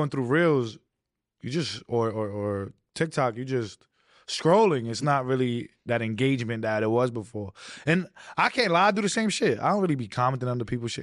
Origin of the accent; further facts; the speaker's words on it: New York City, New York, United States; I wasn't, like, far out of, um, Queens, and I wasn't that deep into Brooklyn